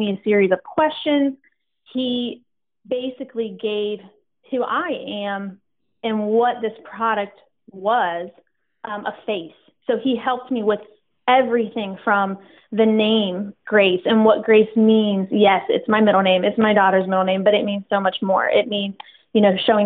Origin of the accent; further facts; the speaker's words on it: West Chester, Ohio, United States; also born or lived in Oberlin Springs, Ohio; we were born and raised in Westchester, Ohio